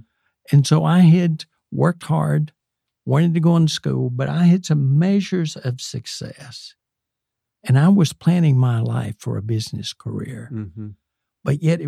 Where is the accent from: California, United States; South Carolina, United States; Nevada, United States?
South Carolina, United States; moved away as an adult; also born or lived in Dominican Republic / Richmond, Virginia; I grew up in South Carolina, much like some of your roots, David. Went to a rural Baptist church